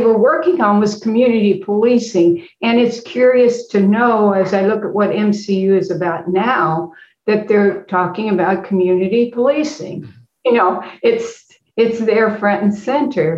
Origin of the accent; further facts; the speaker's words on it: Effingham, Illinois, United States; moved away as an adult; now in St. Louis, United States; I am from uh, Effingham, Illinois, and uh, came to St. Louis